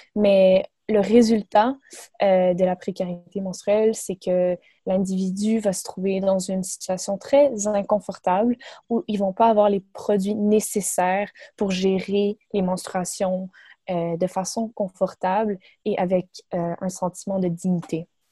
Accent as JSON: {"language": "French", "town": "Montreal", "region": "Quebec", "country": "Canada", "said": "j'ai 24 ans, je viens de Montréal"}